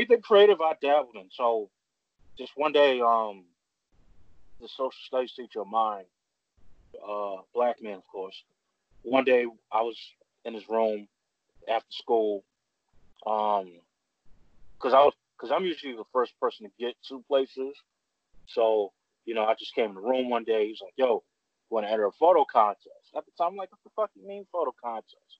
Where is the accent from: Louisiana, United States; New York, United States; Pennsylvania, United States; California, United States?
New York, United States; New York City; growing up in Bed-Stuy, you know, it's predominantly black neighborhood.